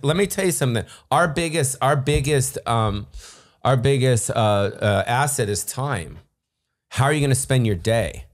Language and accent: English; Beverly Hills, California, United States; I grew up in Beverly Hills